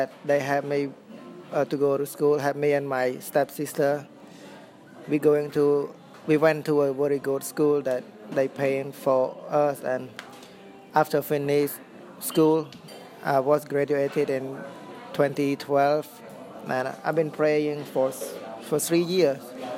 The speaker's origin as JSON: {"language": "English", "town": "Sihanoukville", "region": "Preah Sihanouk", "country": "Cambodia", "tie": "born or raised there", "said": "I was born in Sihanoukville, where I was raised"}